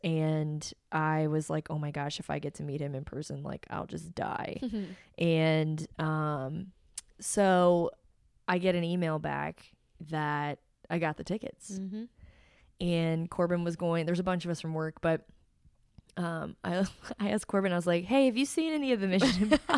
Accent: Cincinnati, Ohio, United States; I'm from Cincinnati and I never get to do anything cool

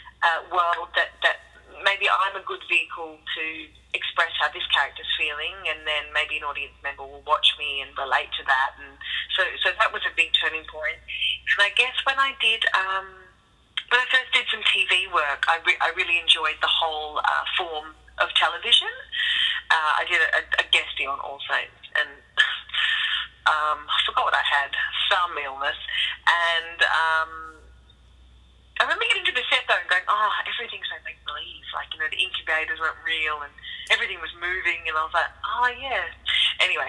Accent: Perth, Western Australia, Australia; moved away; I'm from Perth primarily

